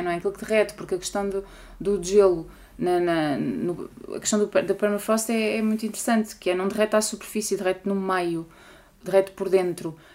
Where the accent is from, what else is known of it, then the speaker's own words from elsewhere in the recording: Portugal; eu enquanto portuguesa e europeia